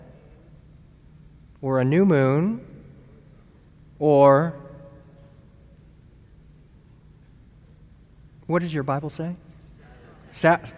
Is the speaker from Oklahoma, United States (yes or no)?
no; San Luis Obispo, California, United States; moved away as an adult; I'm from San Luis Obispo, California